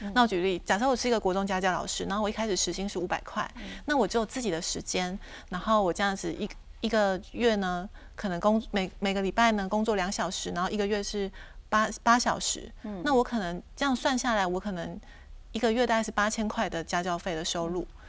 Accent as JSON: {"language": "Chinese", "town": "Taitung", "region": "Taitung County", "country": "Taiwan", "moved": "as an adult", "lives_now": "Taipei, Taiwan", "said": "因为我是台东人嘛嗯，然后我在台北工作"}